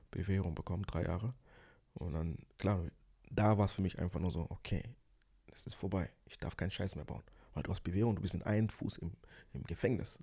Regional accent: Ruhr area, North Rhine-Westphalia, Germany; also born or lived in Angola / Kinshasa, Congo; ich bin aus dem Ruhrpott

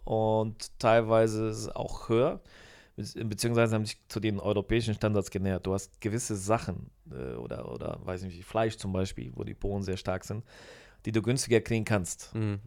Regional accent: Düsseldorf, North Rhine-Westphalia, Germany; accent: Rhenish; moved away as an adult; also born or lived in Poland; now in Poznań, Poland; Ich komme aus Düsseldorf eigentlich

